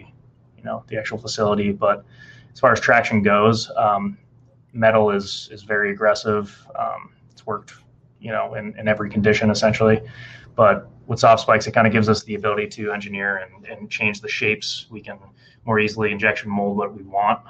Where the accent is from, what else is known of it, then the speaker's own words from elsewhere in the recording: Massachusetts, United States; now in Nashville, United States; I'm coming from Massachusetts originally